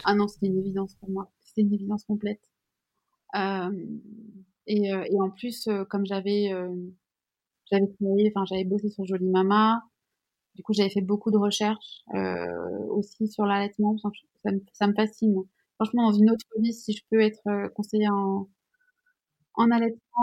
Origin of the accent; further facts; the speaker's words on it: Switzerland; Je suis suisse